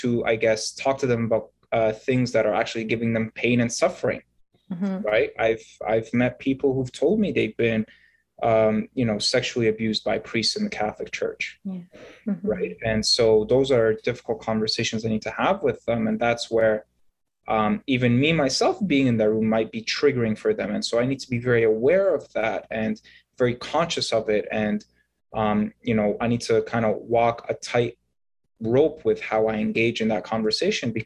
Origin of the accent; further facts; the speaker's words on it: Egypt; I was born in Egypt, and I am a Coptic Christian.